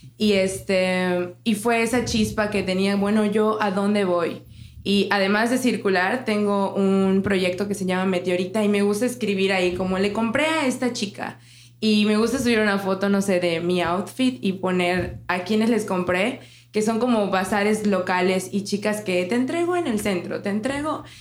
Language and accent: Spanish; Cozumel, Quintana Roo, Mexico; Jess y yo somos de Cozumel